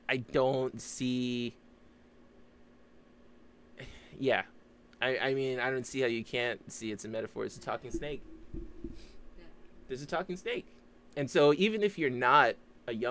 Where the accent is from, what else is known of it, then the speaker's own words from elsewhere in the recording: United States; I grew up in America